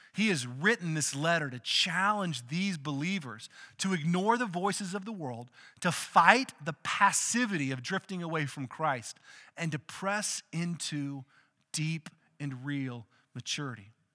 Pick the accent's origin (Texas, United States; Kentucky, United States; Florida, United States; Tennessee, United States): Texas, United States; outside of Austin; we grew up outside of Austin